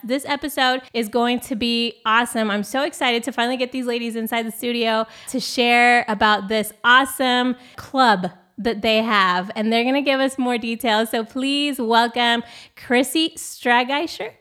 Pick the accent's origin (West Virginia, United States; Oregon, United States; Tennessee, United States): Oregon, United States; moved away; I'm originally from Oregon